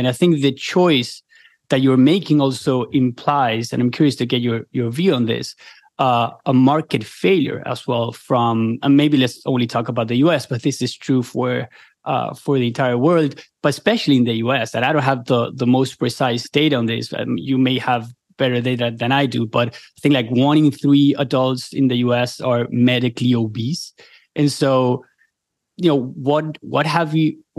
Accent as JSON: {"language": "English", "country": "Argentina", "moved": "as an adult", "lives_now": "United States", "said": "I'm from Argentina and I came to the US a couple of years ago"}